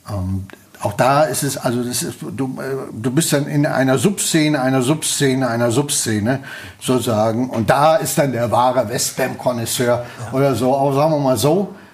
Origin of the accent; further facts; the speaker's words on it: Münster, North Rhine-Westphalia, Germany; ich bin in, äh, äh, in der Nordstadt geboren im evangelischen Krankenhaus und äh, habe äh, ähm, ähm, die ersten drei Jahre meines Lebens